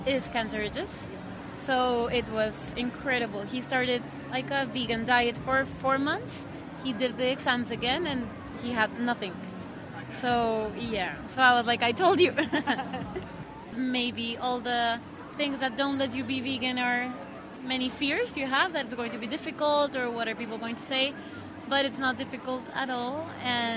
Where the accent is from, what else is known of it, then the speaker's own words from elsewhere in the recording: Colombia; moved away; I come from Colombia.